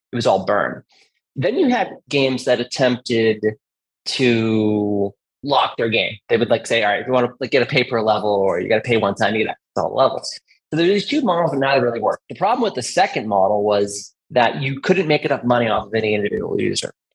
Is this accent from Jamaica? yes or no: no; Massachusetts, United States; I'm born and raised in Massachusetts, and the rest of my life.